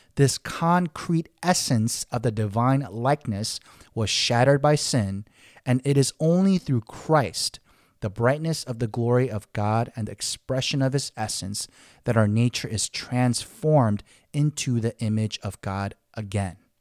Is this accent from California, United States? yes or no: yes; Los Angeles, California, United States; growing up in Koreatown, Los Angeles, I had Korean everything